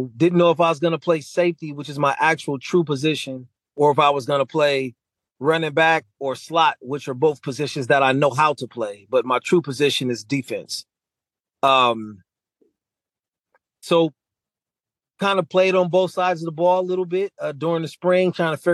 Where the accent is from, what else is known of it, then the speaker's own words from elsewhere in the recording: Los Angeles, California, United States; growing up in Los Angeles